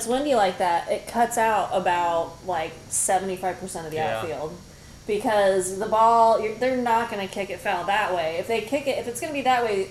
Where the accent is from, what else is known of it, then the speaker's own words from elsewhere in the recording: Indiana, United States; because I'm from Indiana?